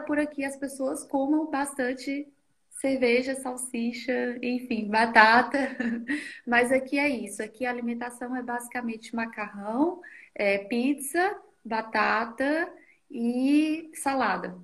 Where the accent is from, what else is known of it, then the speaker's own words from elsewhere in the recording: Rio Pardo de Minas, Minas Gerais, Brazil; moved away as an adult; now in Austria; Eu venho de Minas Gerais, uma cidade do interior de Minas chamada Rio Pardo de Minas